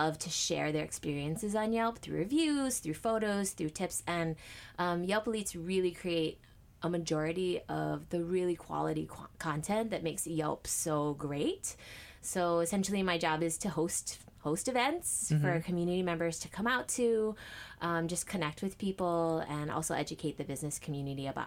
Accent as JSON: {"language": "English", "town": "Aiea", "region": "Hawaii", "country": "United States", "tie": "born or raised there", "said": "I'm born and raised. I grew up in Aiea, and I've been here my entire life."}